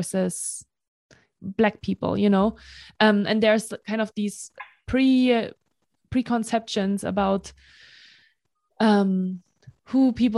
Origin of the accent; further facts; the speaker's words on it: Germany; also born or lived in Marseille, France; now in United States; I grew up in Germany, right? Like, I'm German